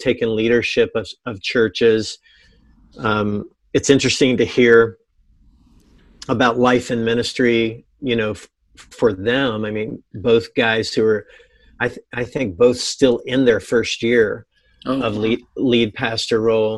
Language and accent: English; Virginia, United States; moved away as an adult; also born or lived in North Carolina / Columbus, Ohio; now in Springfield, Illinois, United States; I grew up in Virginia